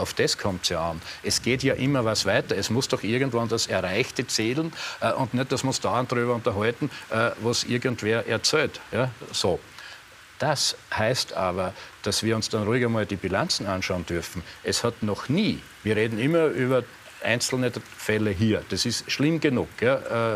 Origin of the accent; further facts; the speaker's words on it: Eastern Styria, Austria; in der Oststeiermark, wo ich aufgewachsen bin